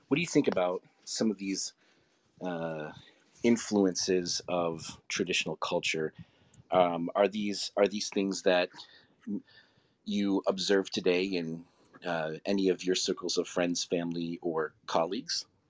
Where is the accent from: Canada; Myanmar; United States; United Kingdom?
United States; Rochester, New York; in my hometown, Kodak and Xerox actually were founded there